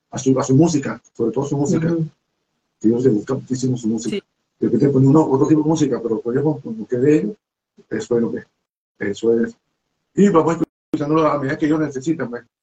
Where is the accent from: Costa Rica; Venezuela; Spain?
Venezuela; Cuando venimos de Venezuela, de Venezuela, de Venezuela